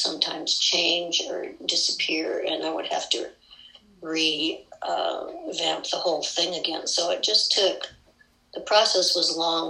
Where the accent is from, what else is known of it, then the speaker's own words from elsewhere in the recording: Midwest, United States; all those recipes that I grew up with in the Midwest